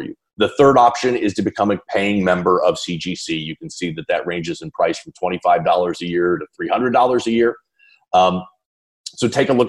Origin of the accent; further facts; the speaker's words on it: Chicago suburbs, Illinois, United States; I was born in the Chicago suburbs